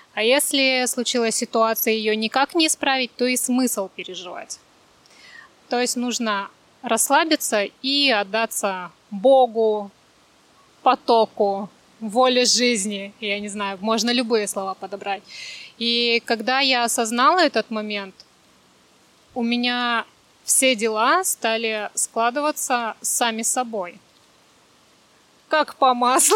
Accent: Sakhalin Oblast, Russia; also born or lived in Krasnodar; now in Vietnam; родилась на Сахалине

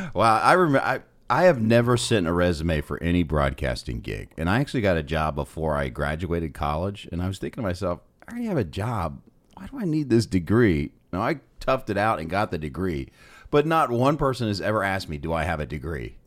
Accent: Columbus, Ohio, United States; I grew up in Columbus, Ohio

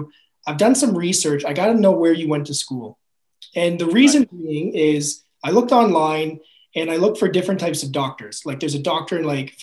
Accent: New Brunswick, Canada; also born or lived in Prince Edward Island; I grew up half in New Brunswick, half in Prince Edward Island.

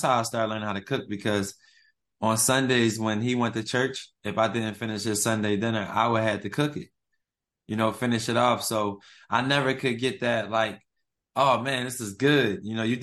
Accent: Philadelphia, Pennsylvania, United States; moved away as an adult; now in Atlanta, United States; I'm from West Philly, born and raised

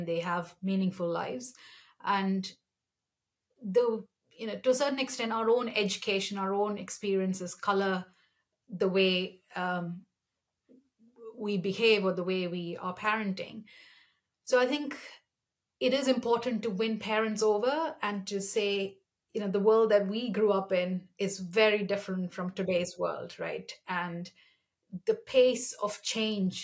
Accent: Kanpur, Uttar Pradesh, India; moved away; also born or lived in Kerala, India; I'm originally from Kerala. The first 4 years of my life were in Kerala, but I spent my primary and secondary education in Kanpur, which is in northern India, in Uttar Pradesh

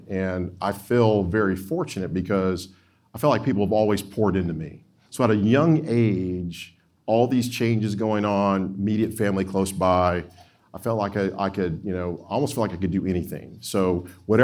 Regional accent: Opelika, Alabama, United States; moved away as an adult; also born or lived in Georgia; now in Illinois, United States; we moved around the U.S. when I was real young. But we settled in Opelika, Alabama.

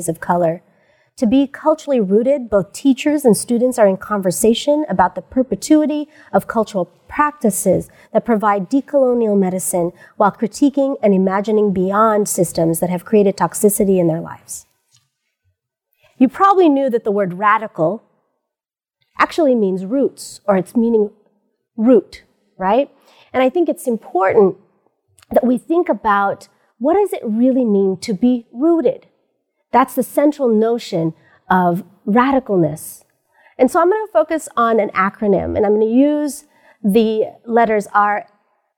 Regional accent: United States; I am Pinay, which means I'm a Filipina born in the United States

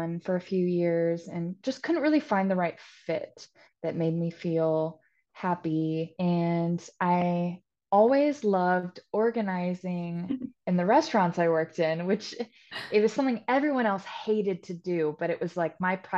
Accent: Topeka, Kansas, United States; moved away as an adult; now in Wilmington, United States; I'm originally from Topeka, Kansas, but I moved to Wilmington, North Carolina about 6 years ago.

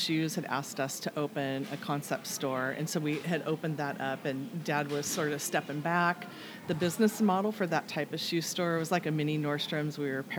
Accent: Everett, Washington, United States; I grew up in Everett.

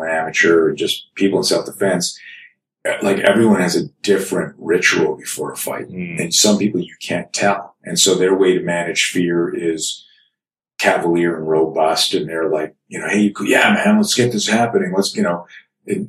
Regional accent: Canada; I grew up in Canada

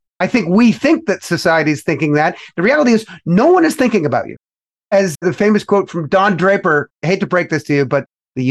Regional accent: Canada; now in United States; In particular, here in the United States of America, because I came from Canada, the premise that a lot of folks that adopt the capitalist way of life aspire to is get rich as fast as possible.

